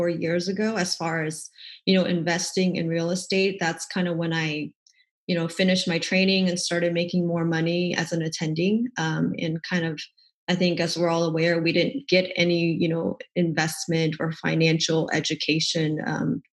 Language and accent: English; Dallas, Texas, United States; moved away as an adult; also born or lived in Portland, Oregon; I'm from the Dallas area here in Texas